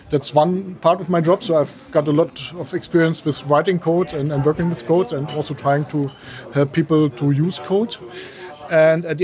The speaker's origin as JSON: {"language": "English", "town": "Leipzig", "region": "Saxony", "country": "Germany", "said": "I'm from Leipzig. I'm working at the uh, Leipzig University"}